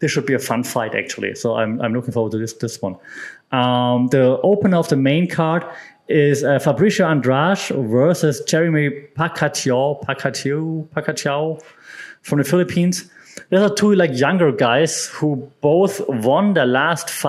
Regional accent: Germany; my home country of Germany

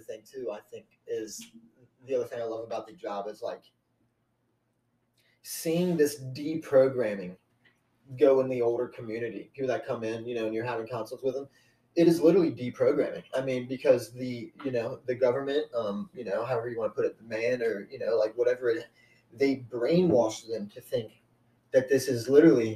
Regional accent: Kentucky, United States; accent: Southern; moved away; also born or lived in Ohio; I grew up in Kentucky

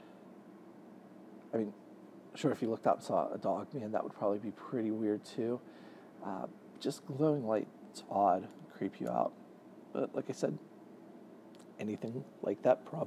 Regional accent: Pittsburgh, Pennsylvania, United States; I'm from Pittsburgh, Pennsylvania

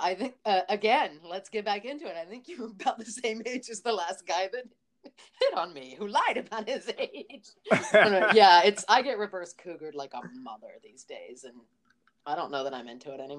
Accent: Ohio, United States; moved away as an adult; now in New York, United States; growing up in Ohio in the 80s

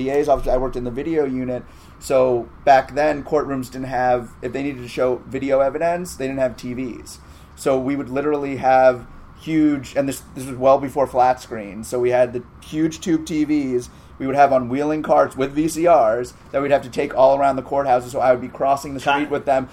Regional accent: New York City, New York, United States; also born or lived in Northern Massachusetts; I grew up in New York City, so I had internships in high school

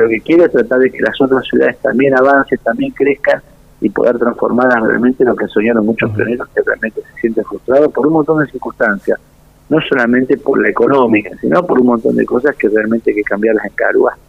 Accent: Santa Cruz, Argentina; así está mi provincia hoy

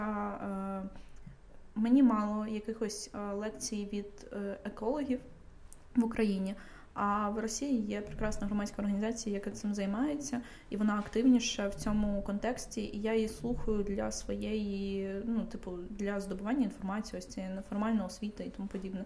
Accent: Kyiv, Ukraine; я дитина, яка виросла в Києві

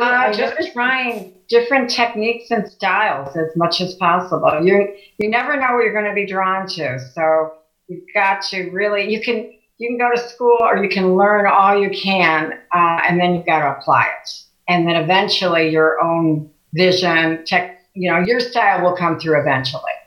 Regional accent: Chicago, Illinois, United States; also born or lived in Oak Lawn, Illinois / Beverly Shores, Indiana; now in Valparaiso, United States; I grew up in Chicago. Uh, then we moved in uh, to Oak Lawn

